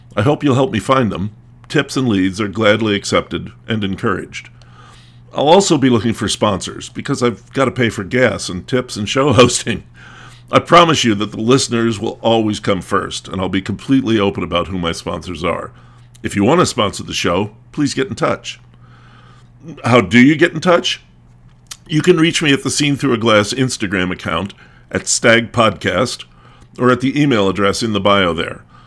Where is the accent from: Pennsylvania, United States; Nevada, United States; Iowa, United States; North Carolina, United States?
Pennsylvania, United States; Lancaster County; also born or lived in New England / Virginia / Maryland / Washington, D.C.; I grew up in Lancaster County, and I've lived in New England, Virginia, Maryland, D C, Kentucky, and California. But I've always considered myself a Pennsylvanian.